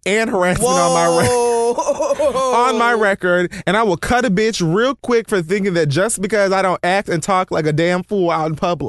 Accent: Oregon, United States; Also, being that I'm from Oregon, I didn't know people were from there

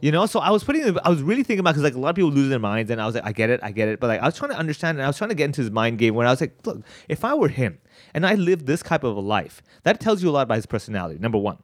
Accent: Hong Kong; growing up in Hong Kong, going to Chinese schools and everything.

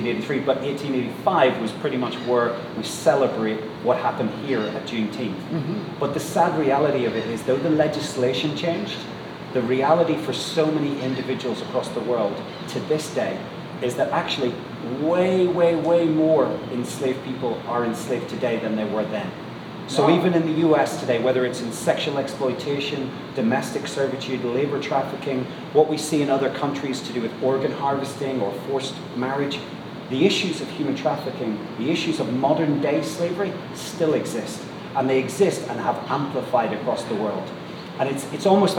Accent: Northern Ireland, United Kingdom; moved away as an adult; also born or lived in England / Manchester, United Kingdom; you could probably tell I come from Northern Ireland.

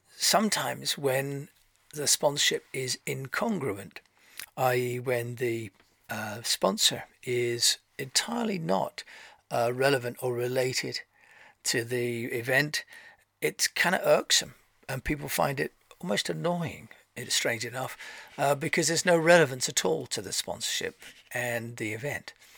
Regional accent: Canterbury, South East England, United Kingdom; I'm from Canterbury

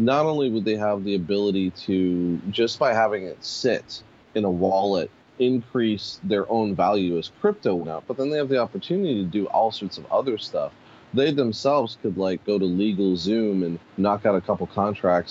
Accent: Pittsburgh, Pennsylvania, United States; also born or lived in Harlem, New York City; now in New York City, United States; I was born and raised in Pittsburgh

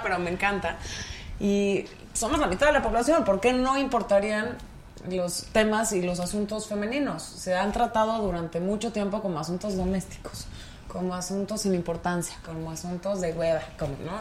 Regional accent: Pachuca, Hidalgo, Mexico; yo soy de Pachuca, Hidalgo

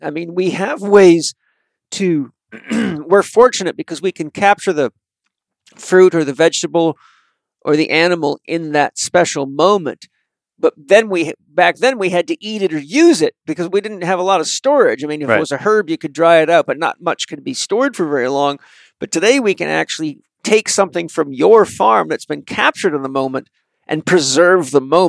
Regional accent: British Columbia, Canada; So I grew up on Vancouver Island with the Haida Indians

